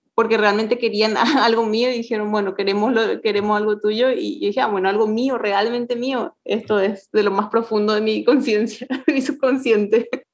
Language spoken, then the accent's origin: Spanish; Paraguay; also born or lived in Mexico; como paraguayos creemos